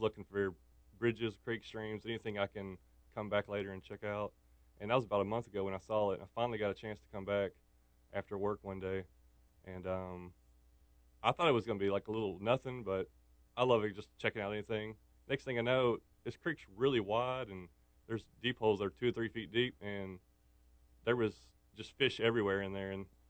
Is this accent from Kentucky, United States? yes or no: yes; Kentucky, United States; moved away; also born or lived in Clarksville; I grew up in Kentucky, where I lived, and there was a creek